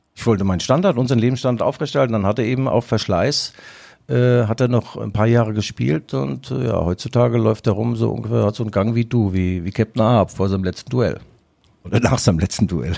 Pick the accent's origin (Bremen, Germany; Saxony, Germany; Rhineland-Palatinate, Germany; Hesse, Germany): Rhineland-Palatinate, Germany; Mainz; now in Leipzig, Germany; bei uns in Mainz gibt es übrigens den berühmten Schwellkopf.